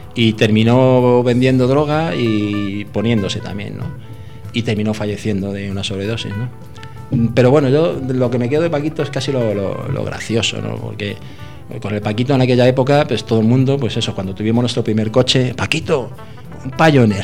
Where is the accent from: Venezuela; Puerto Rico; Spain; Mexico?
Spain; Madrid, Community of Madrid; Yo llegué a Madrid recién nacido, mis padres eran emigrantes andaluces